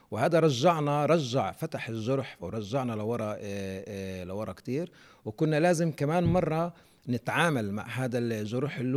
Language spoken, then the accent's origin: Arabic; Palestine; إحنا كشعب فلسطيني فاقدين هذه الأرضية